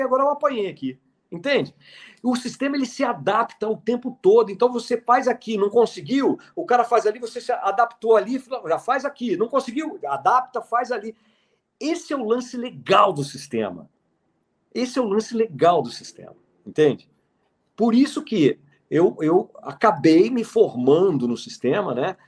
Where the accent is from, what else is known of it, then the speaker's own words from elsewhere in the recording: Brasília, Federal District, Brazil; eu sou de 1969, eu nasci em Brasília, em 69